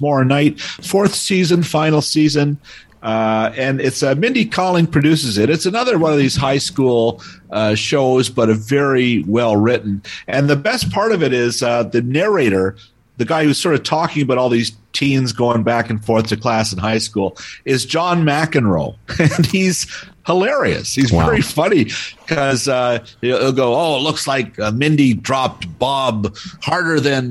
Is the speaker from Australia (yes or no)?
no; Toronto, Ontario, Canada; moved away; I grew up in Toronto and would take the subway as an 8-year-old anywhere